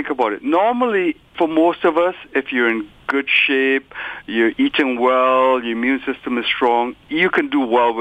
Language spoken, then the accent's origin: English; Trinidad & Tobago; When I was growing up in Trinidad, right, my grandmother, right, lived with us